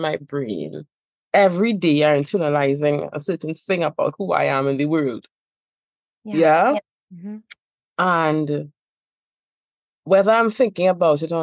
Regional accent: Trinidad & Tobago; I also have this accent. I am from Trinidad and Tobago

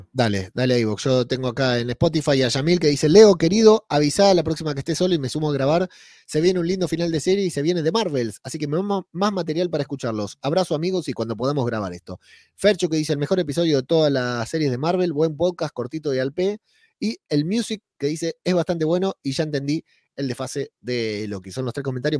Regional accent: Argentina; moved away as an adult; now in Spain; Hoy se cumplen dos años de que me fui de Argentina mañana se cumplen dos años, el 12 de noviembre se cumplen dos años de que llegué a España

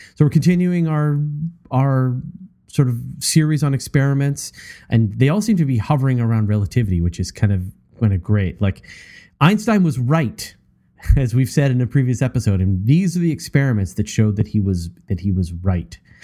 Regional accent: Canada; as a Canadian

